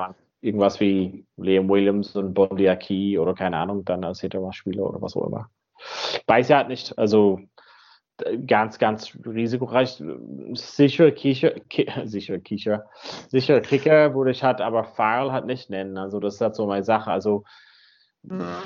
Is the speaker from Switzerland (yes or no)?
no; Donegal, Ulster, Ireland; moved away; In Donegal, da wo ich herkomme, am Nordwesten